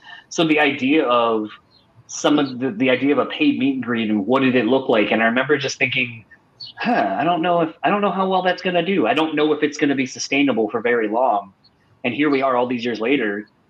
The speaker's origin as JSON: {"language": "English", "region": "Delaware", "country": "United States", "moved": "yes", "said": "originally I'm from the East Coast, like out in Delaware"}